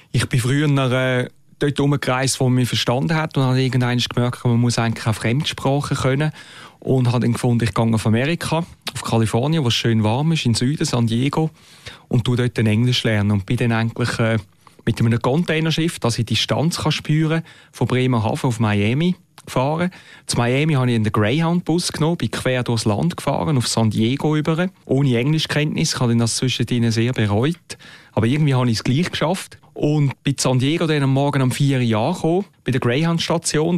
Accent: Muri, Switzerland; also born or lived in Mexico City; in Muri, wo ich aufgewachsen bin

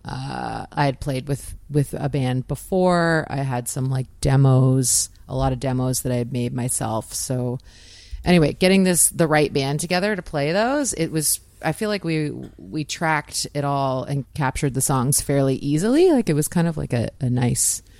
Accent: Peterborough, Ontario, Canada; moved away as an adult; now in St. John's, Canada; My parents live in Peterborough. Yeah, I'm from Peterborough, Ontario

